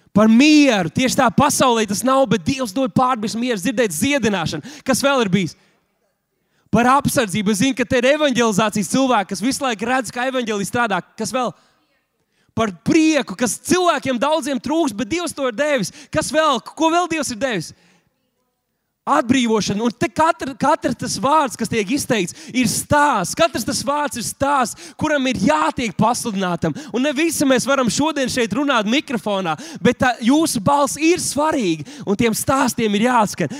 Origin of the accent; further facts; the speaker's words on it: Latvia; mēs taču esam tikai latvieši